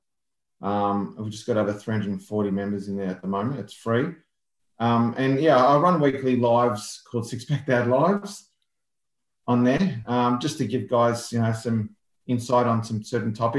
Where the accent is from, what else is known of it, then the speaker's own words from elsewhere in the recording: Melbourne, Victoria, Australia; I'm from Melbourne, born and bred.